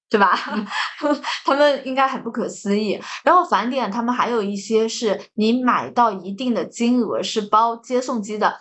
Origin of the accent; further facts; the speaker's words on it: Jiangsu-Zhejiang, China; 像我们江浙人就喜欢吃